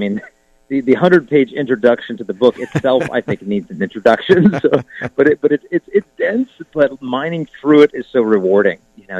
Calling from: Arizona, United States; From Arizona. My home gym in the garage in Arizona was nearing its end anyway.

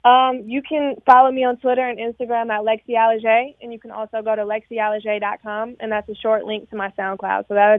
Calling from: New Jersey, United States

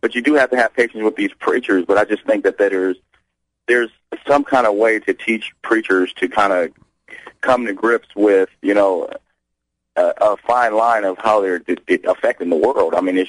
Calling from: Phoenix, Arizona, United States; I'm from Phoenix, Arizona. I'm out in Phoenix, Arizona.

